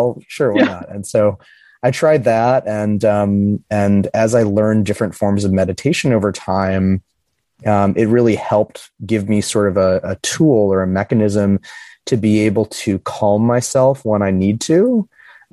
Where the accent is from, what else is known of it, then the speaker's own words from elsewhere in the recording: Midwest, United States; I grew up in the Midwest in a little Rust Belt city